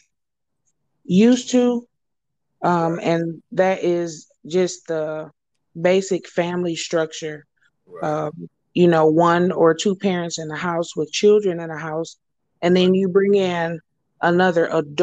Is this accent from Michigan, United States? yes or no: yes; Flint, Michigan, United States; now in Arlington, United States; I am from Arlington, Texas, by way of Flint, Michigan